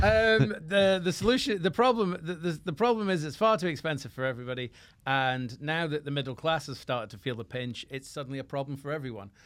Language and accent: English; Scotland, United Kingdom; moved away; also born or lived in England; I was a Scotsman